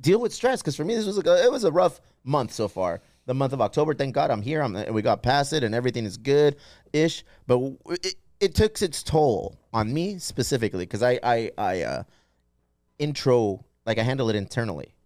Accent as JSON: {"language": "English", "town": "San Diego", "region": "California", "country": "United States", "tie": "born or raised there", "said": "We are born and raised in San Diego"}